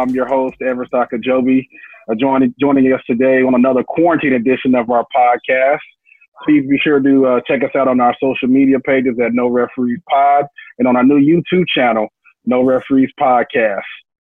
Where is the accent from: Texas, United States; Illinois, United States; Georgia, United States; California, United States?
Texas, United States; Arlington; moved away; also born or lived in China / New York; I'm from Arlington, so I hit a DFW airport.